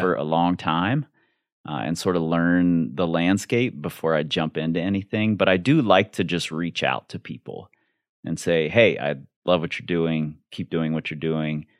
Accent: Cincinnati, Ohio, United States; I grew up in Cincinnati in a very, very white, very, very racist neighborhood

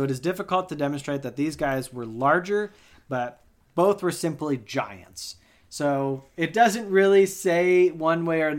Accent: Texas, United States; Hey, I'm from Texas. I talk how I want.

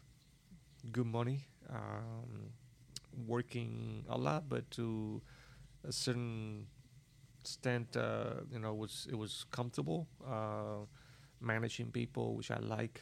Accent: Cuba; moved away as an adult; also born or lived in Havana, Cuba; now in United States; I came from Cuba

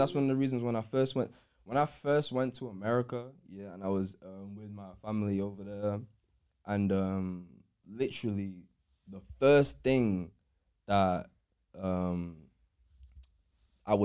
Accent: Manchester, North West England, United Kingdom; growing up in Cheam Hill

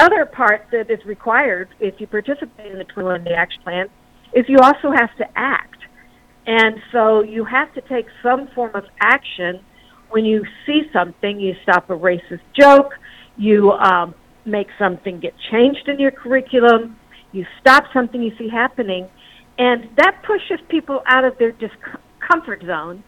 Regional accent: the South, United States; moved away; also born or lived in the Midwest; I grew up in the South in the 60s, and my family talked about race all the time

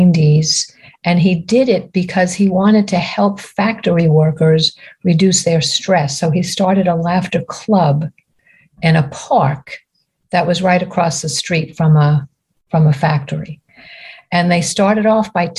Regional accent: Long Island, New York, United States; moved away as an adult; now in North Carolina, United States; I grew up on Long Island in New York, and I am the second oldest of nine children.

